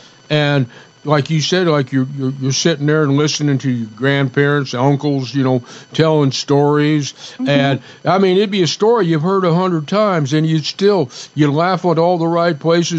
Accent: Ruidoso, New Mexico, United States; I grew up in Ruidosa, but it was small town then.

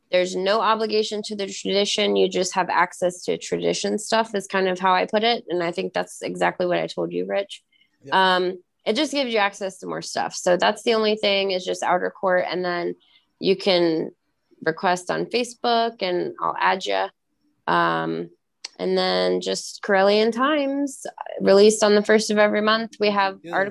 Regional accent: California, United States; and I'm from California.

